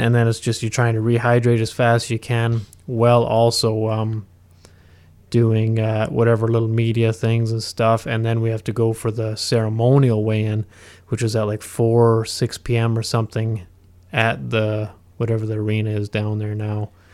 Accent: Huntsville, Ontario, Canada; I've spent my, my entire life in Huntsville

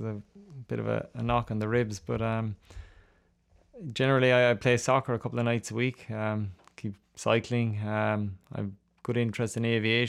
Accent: Ireland; I did. I used to watch Ruby Walsh a lot.

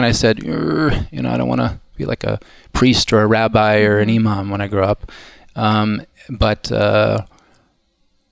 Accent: Kansas City, Missouri, United States; I grew up in Kansas City, okay. Midwest, very Midwestern.

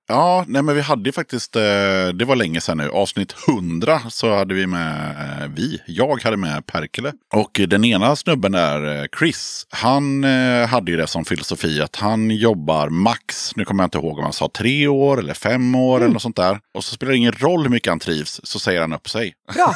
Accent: Sweden; vi är svenskar

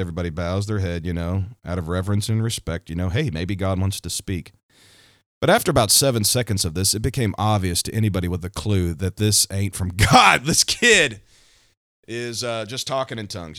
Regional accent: Missouri, United States; my home state, Missouri.

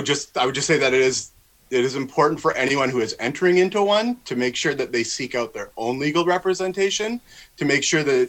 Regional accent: Victoria, British Columbia, Canada; I'm from Victoria, BC

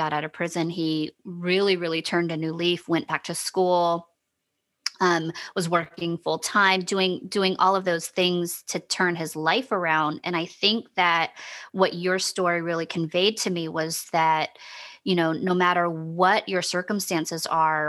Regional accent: the South, United States; I'm from the South also

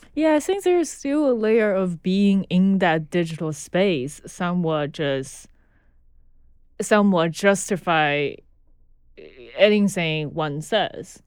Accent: Chengdu, Sichuan, China; moved away as an adult; now in Brooklyn, United States; I was born in Chengdu, China. Chengdu is uh, southwest part of China, so it's England. And I was born and grew up there till I was, I think it was just past 21 when I came here.

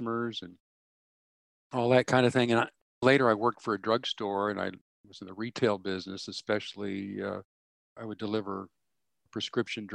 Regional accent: Fort Worth, Texas, United States; I grew up in Fort Worth, Texas

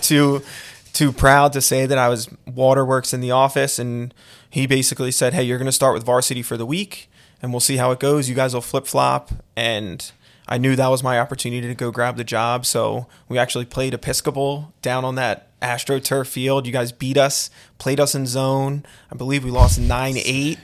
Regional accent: Conshohocken, Pennsylvania, United States; I was born and raised in Conshohocken

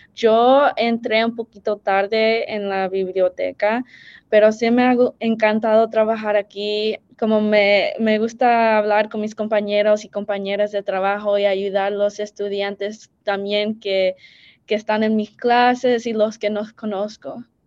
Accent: United States; soy primera generación salvadoreña americana

